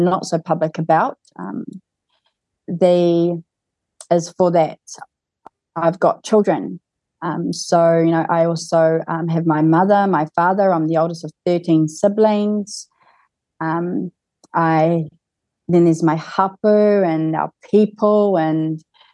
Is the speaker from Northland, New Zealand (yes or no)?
yes; Kaitaia, Northland, New Zealand; I was born in Kaitaia